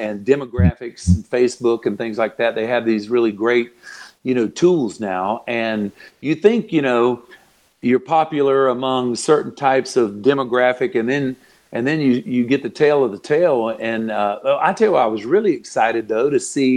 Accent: Florida, United States; moved away; also born or lived in Nashville; I've always loved my home state of Florida

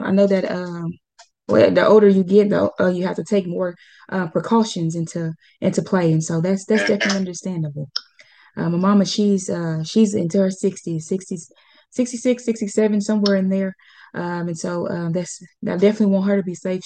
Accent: Arkansas, United States; I'm actually from Arkansas

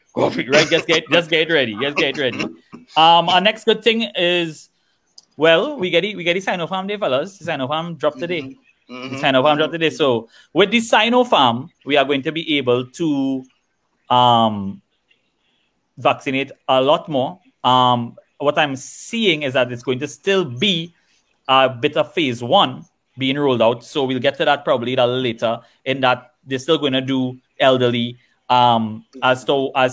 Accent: Trinidad & Tobago; as a Trinidadian

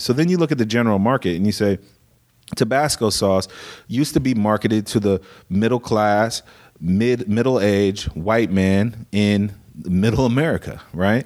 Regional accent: Des Moines, Iowa, United States; now in Southern California, United States; I was born in Des Moines

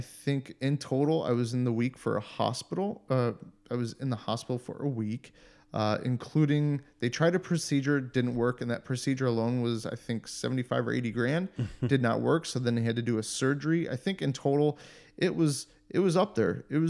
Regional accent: Cleveland, Ohio, United States; moved away as an adult; now in Germany; growing up in the North, like in Cleveland

